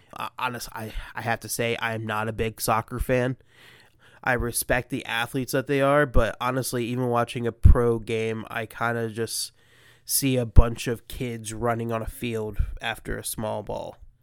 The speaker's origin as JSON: {"language": "English", "town": "Columbus", "region": "Ohio", "country": "United States", "said": "I'm obviously from Columbus, Ohio"}